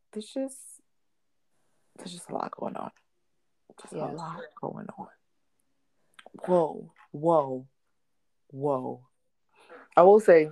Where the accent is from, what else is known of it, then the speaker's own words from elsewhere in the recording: outside of Philly, Pennsylvania, United States; now in the South, United States; I grew up outside of Philly